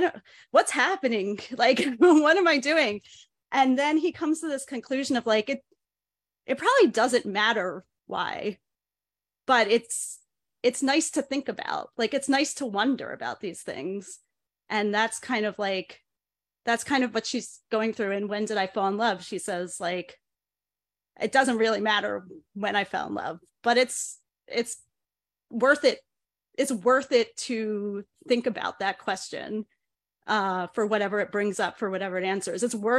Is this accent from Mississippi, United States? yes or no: no; Chicago, Illinois, United States; because I'm from Chicago, not New York.